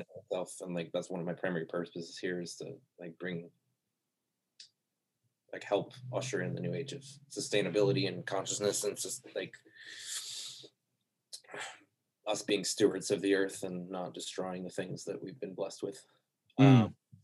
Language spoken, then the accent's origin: English; Connecticut, United States; moved away as an adult; also born or lived in Boulder, Colorado / Arizona; I grew up in Connecticut on the East Coast